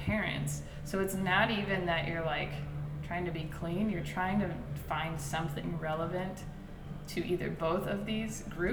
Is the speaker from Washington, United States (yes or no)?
yes; Seattle, Washington, United States; now in Los Angeles, United States; I'm from Seattle